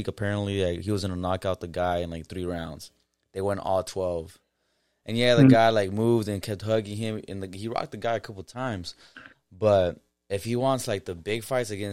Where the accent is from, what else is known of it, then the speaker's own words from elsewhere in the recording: the Bay Area, California, United States; We're from the Bay